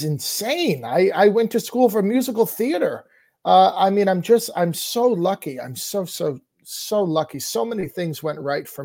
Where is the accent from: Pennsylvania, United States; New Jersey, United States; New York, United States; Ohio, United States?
New Jersey, United States; Lyndhurst; I grew up in Lyndhurst, New Jersey, which was a town that was very focused on athletics